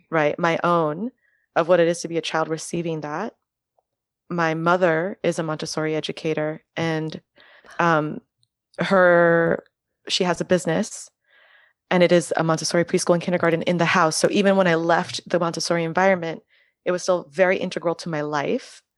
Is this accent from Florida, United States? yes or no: yes; Miami, Florida, United States; first language French; English is a second language; now in New York, United States; growing up in Miami